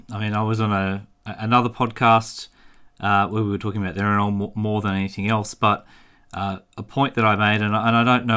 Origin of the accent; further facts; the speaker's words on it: Australia; I'm Australian